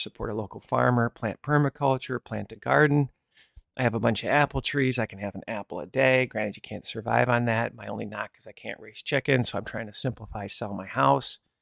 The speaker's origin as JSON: {"language": "English", "region": "Michigan", "country": "United States", "tie": "born or raised there", "said": "I grew up in Michigan"}